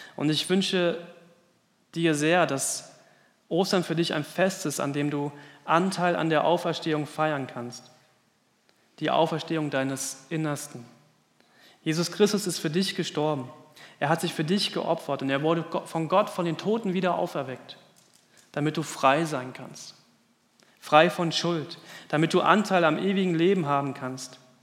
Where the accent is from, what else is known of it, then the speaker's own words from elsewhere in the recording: Germany; in unserem Land